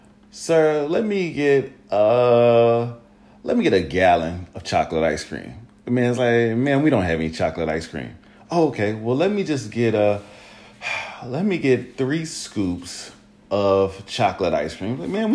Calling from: Atlanta, Georgia, United States; I'm calling from Fulton County, Atlanta, Georgia.

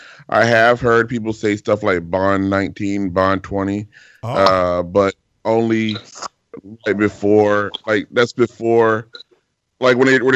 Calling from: Glendale, California, United States; I'm calling from Glendale, California.

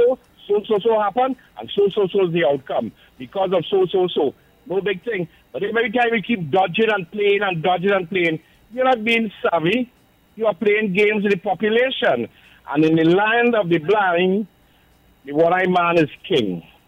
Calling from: Far Rockaway, New York, United States; Far Rockaway.

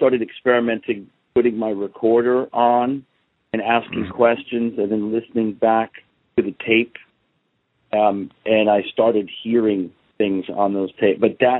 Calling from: New Jersey, United States; I'm actually calling from New Jersey.

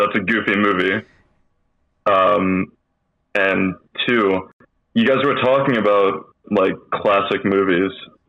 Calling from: Savannah, Georgia, United States; I'm calling from Savannah, Georgia.

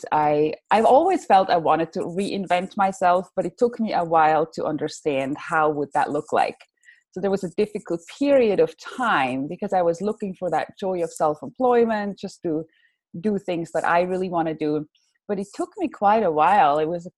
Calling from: California, United States; also born or lived in Switzerland; I am talking from California, where I moved from. That was what, like now 3 years ago. We moved to California from Switzerland.

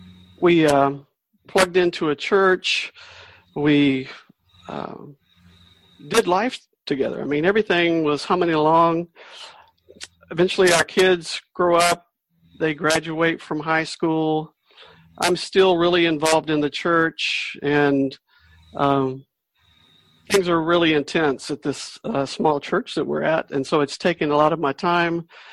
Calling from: North Carolina, United States; I'm coming from North Carolina in the USA.

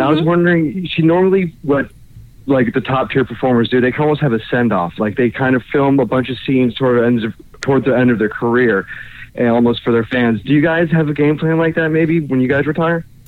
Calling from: Orlando, Florida, United States; calling from Orlando, Florida.

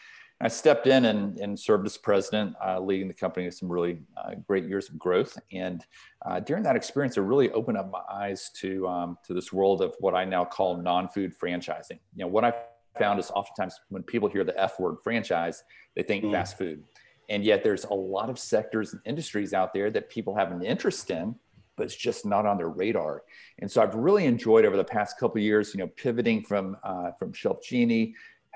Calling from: Atlanta, Georgia, United States; Zooming in from Atlanta, Georgia. So, here in the heart of the city in Buckhead, and calling in from our home office.

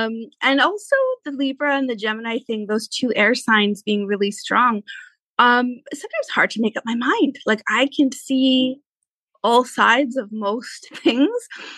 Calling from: Maple Ridge, British Columbia, Canada; So I live in Maple Ridge, which for some of your listeners, if they're, you know, not local to us, suburb of Vancouver.

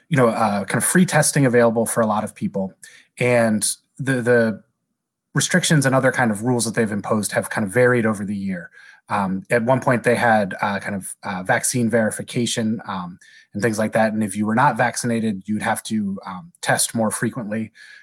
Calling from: State College, Pennsylvania, United States; I'm calling from State College, Pennsylvania. It's a smallish college town in the middle of the state of Pennsylvania.

